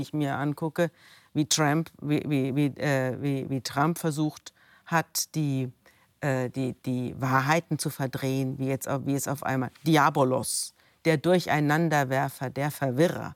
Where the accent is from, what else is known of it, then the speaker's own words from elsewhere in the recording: Germany; ich komme aus Deutschland.